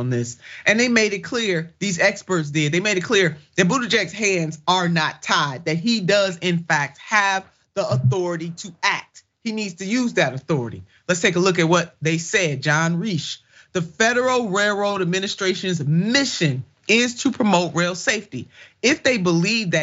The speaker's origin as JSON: {"language": "English", "region": "Ohio", "country": "United States", "said": "my home state in East Palestine, Ohio"}